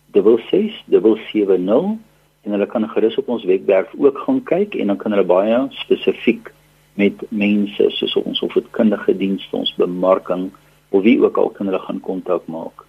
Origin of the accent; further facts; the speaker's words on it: South Africa; ons as Afrikaners